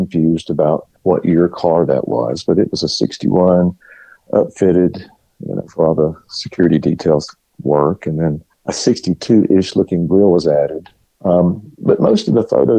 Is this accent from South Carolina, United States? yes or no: yes; South Carolina, United States; I grew up in a little town in South Carolina